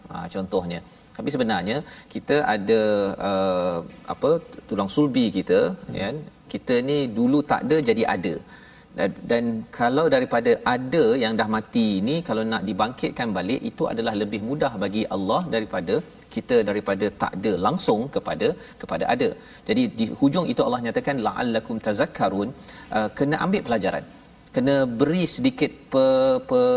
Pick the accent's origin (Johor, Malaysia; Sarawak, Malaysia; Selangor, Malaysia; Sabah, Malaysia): Sabah, Malaysia; saya isi saya orang Sabah.